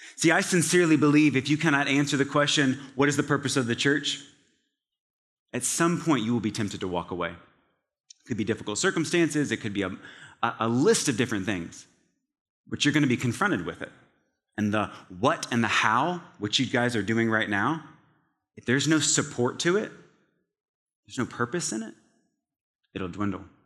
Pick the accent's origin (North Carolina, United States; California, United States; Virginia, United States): Virginia, United States; Scottsville; now in Atlanta, United States; in the small town of Scottsville, Virginia, located in central Virginia, the town has about a population of five hundred people